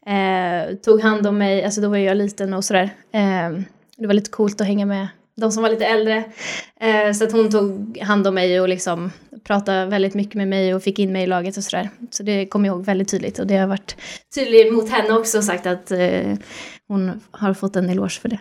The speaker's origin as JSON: {"language": "Swedish", "town": "Sollentuna", "region": "Stockholm County", "country": "Sweden", "said": "jag kommer ju från Sollentuna"}